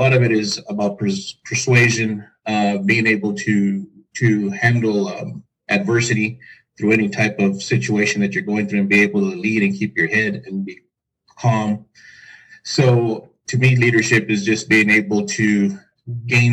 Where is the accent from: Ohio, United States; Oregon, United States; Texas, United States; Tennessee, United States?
Texas, United States; El Paso; I'm from El Paso, Texas